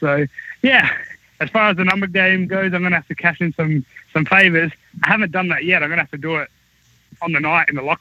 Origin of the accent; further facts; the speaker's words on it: Australia; moved away; I was from Australia